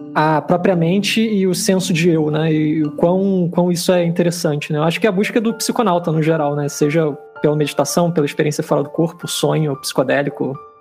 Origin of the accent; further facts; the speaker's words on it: Rio de Janeiro, Brazil; eu sou do Rio de Janeiro. Estou concluindo minha licenciatura em Biologia na Universidade Federal do Rio